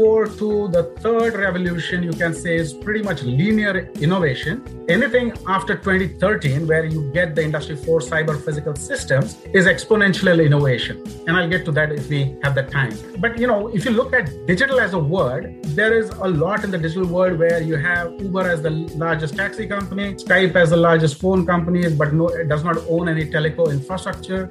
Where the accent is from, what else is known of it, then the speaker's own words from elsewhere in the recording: India; moved away as an adult; also born or lived in United Kingdom; now in Warwick, United Kingdom; India, in my hometown.